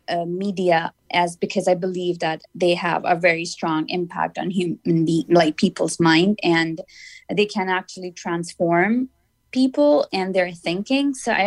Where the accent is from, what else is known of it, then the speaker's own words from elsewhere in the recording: Pakistan; English is a second language; I am from Pakistan and I studied comparative religions as my graduate program. And living in Pakistan, like, we don't have like different people from different religions, like, because it's a Muslim majority country